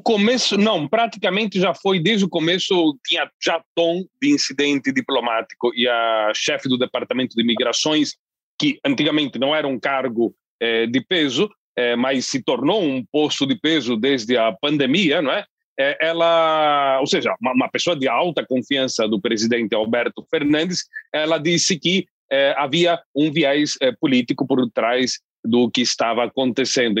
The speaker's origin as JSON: {"language": "Portuguese", "town": "Londrina", "region": "Paraná", "country": "Brazil", "tie": "born or raised there", "said": "da minha terra, Londrina"}